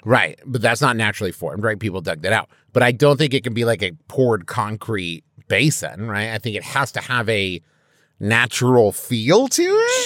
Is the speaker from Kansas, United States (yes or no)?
no; Huntington, West Virginia, United States; growing up in West Virginia